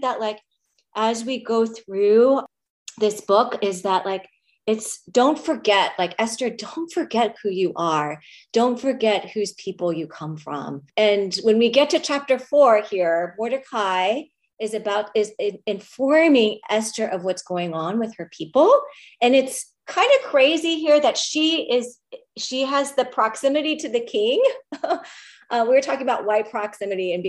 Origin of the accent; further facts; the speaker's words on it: United States; to be an Asian American woman